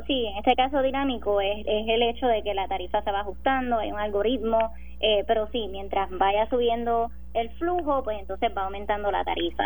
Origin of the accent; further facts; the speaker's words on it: Sabana Grande, Puerto Rico; yo soy de Sabana Grande, mi familia vive en Sabana Grande